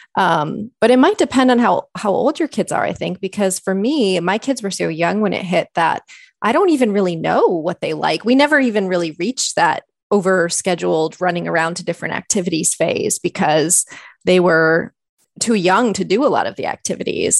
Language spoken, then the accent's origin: English; Michigan, United States; moved away as an adult; also born or lived in Ontario, Canada; now in Canada; I'm actually originally from Michigan, so I did my undergraduate work there